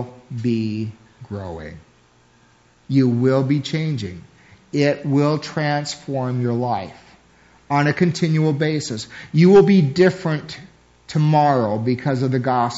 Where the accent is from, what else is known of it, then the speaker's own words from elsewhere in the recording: United States; As American Christians